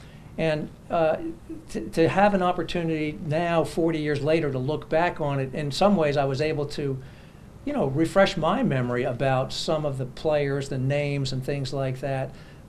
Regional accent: New York City, New York, United States; New York, originally.

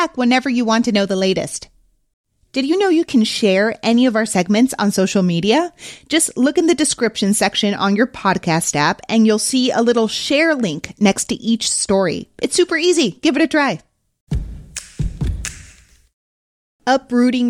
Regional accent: Mexico City, Mexico; now in United States; I'm from Mexico City and I still have family and friends there

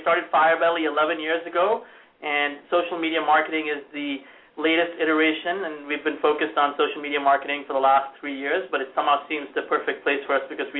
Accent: India; also born or lived in Montana; now in Indianapolis, United States; I grew up in India and came to America to be a cowboy. So the cowboy mythology is very much a part of my immigrant DNA. And I've spent time in Montana, but I ended up in Indiana

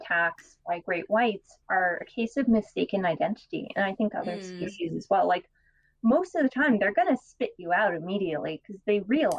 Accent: Florida, United States; I would recommend, growing up in Florida, we always were cautious to never touch the fireworms.

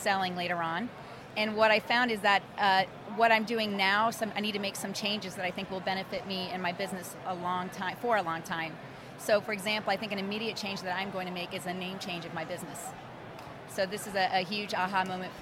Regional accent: Orlando, Florida, United States; I'm from Orlando, Florida

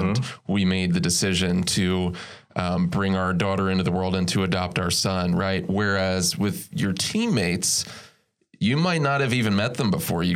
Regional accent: Philadelphia, Pennsylvania, United States; I'm from Philly

